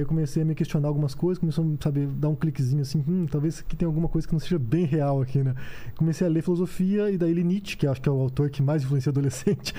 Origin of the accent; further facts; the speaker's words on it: Curitiba, Paraná, Brazil; moved away as an adult; Eu sou curitibano, é, cresci até, fiquei até os 26 anos em Curitiba e depois fui embora